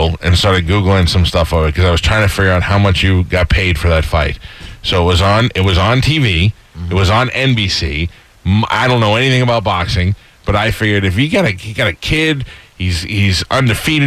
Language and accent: English; New York, United States; I'm from New York.